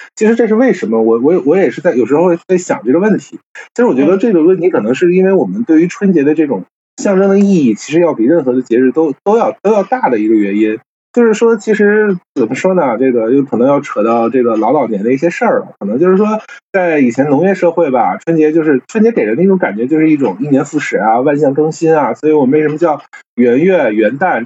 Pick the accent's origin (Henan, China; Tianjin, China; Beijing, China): Tianjin, China; 因为我，我是天津人嘛